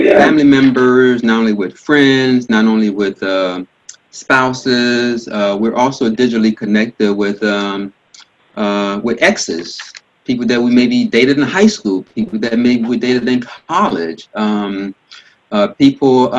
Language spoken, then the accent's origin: English; Miami, Florida, United States; moved away; also born or lived in Port-au-Prince, Haiti; Grew up in Miami, and from a pretty large family